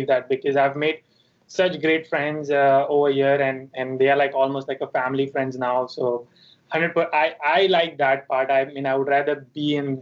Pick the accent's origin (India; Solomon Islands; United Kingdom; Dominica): India; Mumbai, Maharashtra; moved away as an adult; also born or lived in Chico, California; I'm from Mumbai.